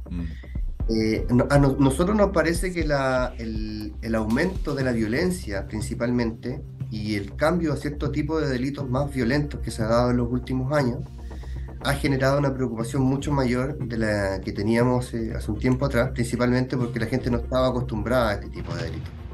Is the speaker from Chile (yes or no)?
yes; Chile; nos jactábamos como chilenos